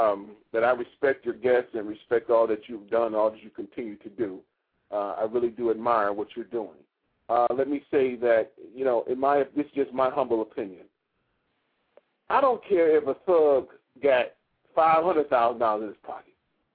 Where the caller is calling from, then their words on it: Maryland, United States; I'm calling you from Maryland.